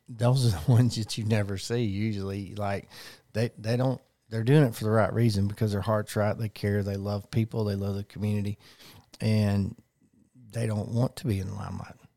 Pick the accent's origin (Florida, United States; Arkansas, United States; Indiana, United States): Arkansas, United States; Conway; I was born and raised in Conway